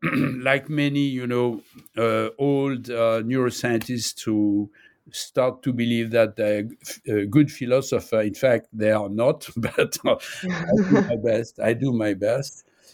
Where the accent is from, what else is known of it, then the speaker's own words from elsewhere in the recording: Nice, Provence-Alpes-Côte d'Azur, France; born there; English is a second language; now in Paris, France; I was born in Nice. I'm living in Paris.